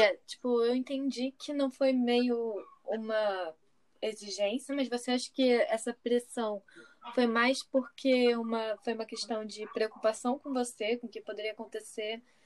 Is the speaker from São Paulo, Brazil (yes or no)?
no; Rio de Janeiro, Brazil; eu sou do Rio de Janeiro, né? A Paula é cearense, eu sou carioca